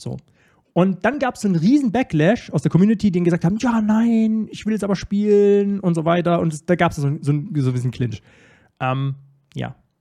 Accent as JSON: {"language": "German", "town": "Starnberg", "region": "Bavaria", "country": "Germany", "tie": "born or raised there", "said": "ich wurde in einem noblen Vorort von München. in Starnberg, wo ich, wo ich groß geworden bin."}